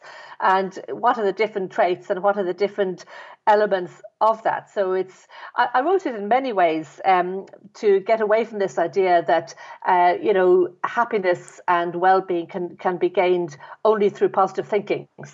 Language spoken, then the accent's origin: English; Dublin, Leinster, Ireland; I was brought up in Ireland, in Dublin